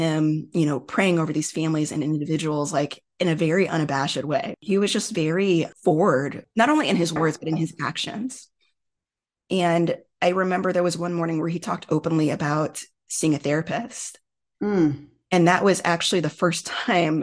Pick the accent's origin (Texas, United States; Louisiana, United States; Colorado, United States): Texas, United States; Houston; I was a student at University of Texas in Houston, which is my hometown